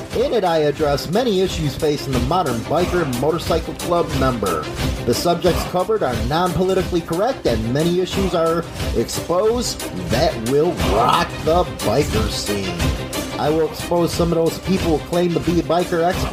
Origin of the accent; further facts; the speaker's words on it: Chicago, Illinois, United States; I'm from Chicago